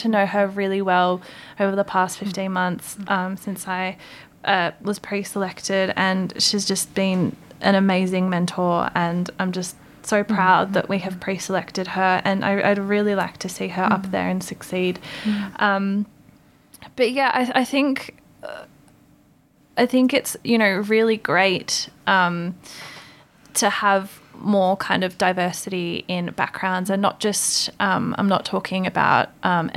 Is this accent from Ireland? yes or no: no; Albury, New South Wales, Australia; Australia, I was born in Albury on Wiradjuri country